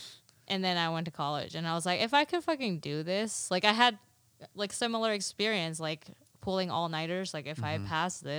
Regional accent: Dallas, Texas, United States; first language Mandarin; English is a second language; I was born in Dallas, Texas, but in my defense, my parents taught me Mandarin

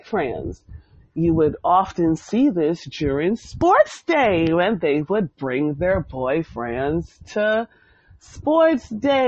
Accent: Bermuda; Growing up in Bermuda in the 90s, I went to the Barclay Institute

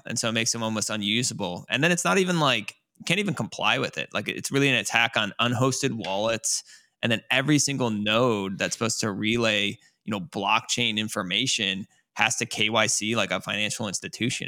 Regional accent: United States; as an American

